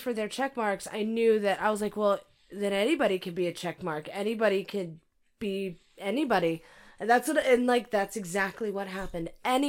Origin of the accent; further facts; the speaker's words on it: California, United States; also born or lived in Arizona; Oh my God! You know I'm from California, you dick face.